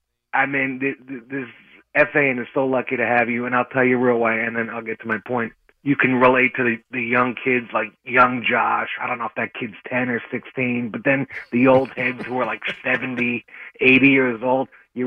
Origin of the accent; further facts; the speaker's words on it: East Brunswick, New Jersey, United States; Well, I live here now. I grew up in East Brunswick, right outside of New Brunswick.